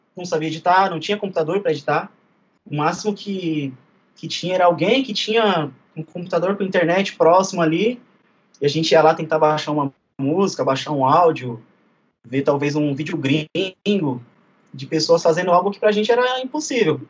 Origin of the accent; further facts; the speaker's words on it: São Paulo, Brazil; sou do bairro de Guaianazes